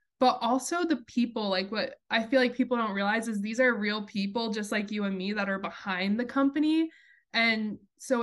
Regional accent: Wichita, Kansas, United States; also born or lived in New York; where I grew up in Wichita, Kansas

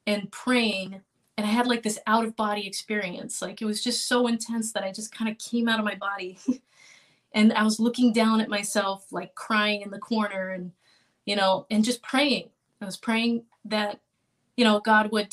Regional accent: Miami, Florida, United States; moved away as an adult; now in Boston, United States; I'm Cuban American, and I grew up in Miami

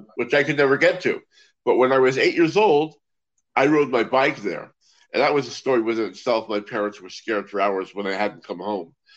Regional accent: Los Angeles, California, United States; now in Israel; I hail from Los Angeles, and um, I grew up around uh, the Magic Castle and the and the magic shops there in Hollywood and and the LA area

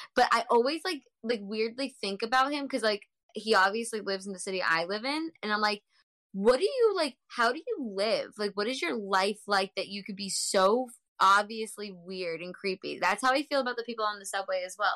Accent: Massachusetts, United States; I am from Mass.

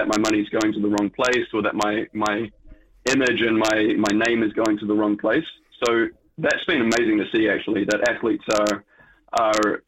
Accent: New Zealand; Being a Kiwi

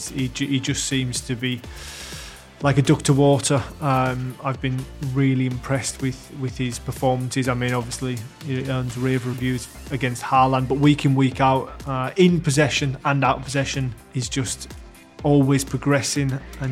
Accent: England, United Kingdom; when I was growing up in England

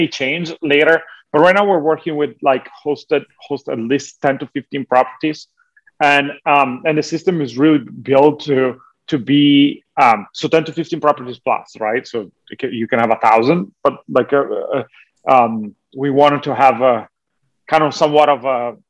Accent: Italy; moved away as an adult; now in Los Angeles, United States; So I was born and raised in Italy.

